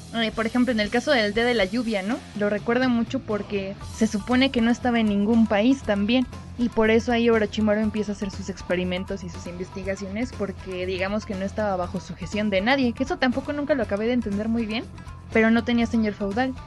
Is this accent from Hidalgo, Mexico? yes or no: yes; Pachuca, Hidalgo, Mexico; yo crecí en Pachuca